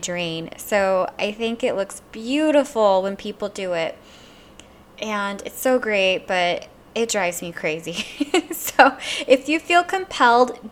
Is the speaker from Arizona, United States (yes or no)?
no; Louisiana, United States; I'm from Louisiana, and we use something called Van Van oil